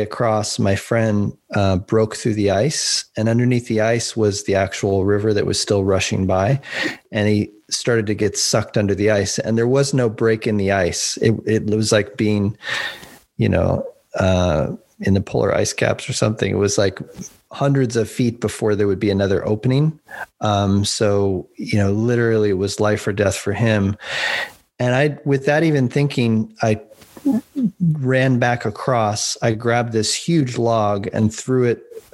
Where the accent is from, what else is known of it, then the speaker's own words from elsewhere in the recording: Boulder, Colorado, United States; growing up in Boulder, Colorado